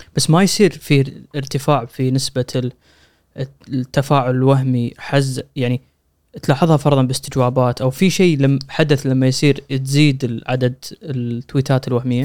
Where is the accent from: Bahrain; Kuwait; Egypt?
Kuwait; عندنا بالكويت